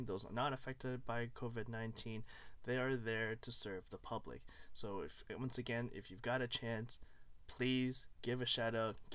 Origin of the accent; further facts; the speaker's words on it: Toronto, Ontario, Canada; also born or lived in Hong Kong; I was born in Hong Kong, came here when I was 2, and I've been living in Toronto ever since